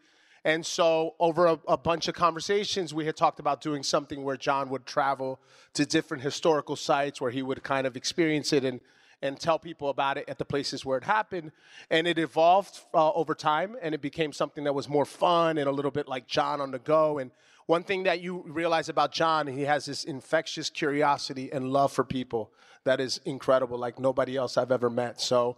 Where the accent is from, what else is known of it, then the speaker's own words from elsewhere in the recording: Trenton, New Jersey, United States; So I grew up in Trenton, New Jersey. I'm Puerto Rican, and all right, Boricua, huepa. So I grew up as a theater kid.